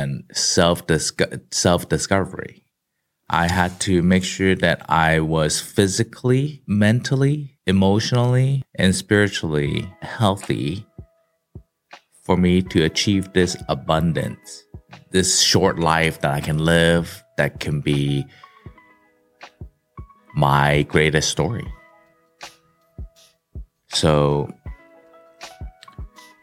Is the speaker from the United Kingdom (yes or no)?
no; Kowloon, Hong Kong; now in Silicon Valley, United States; the kid growing up in Hong Kong in Sam Shui Po, which is like, yeah, it's in the Kowloon side